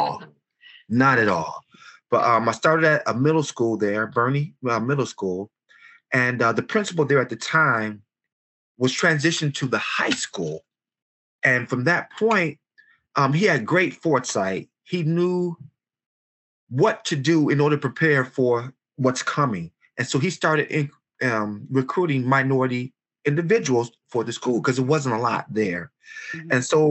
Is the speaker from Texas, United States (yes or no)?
no; Detroit, Michigan, United States; Born and raised in Detroit, Michigan, Detroit Public Schools, graduate of Cody High School